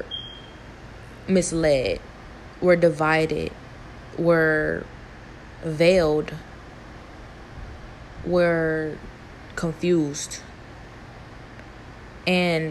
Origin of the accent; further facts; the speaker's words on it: Cleveland, Ohio, United States; I'm from Cleveland, Ohio.